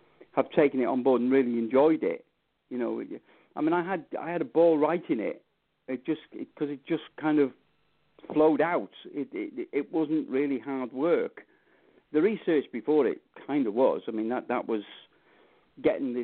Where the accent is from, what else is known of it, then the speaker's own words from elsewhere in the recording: Knutsford, North West England, United Kingdom; also born or lived in Wales; my hometown of Knutsford here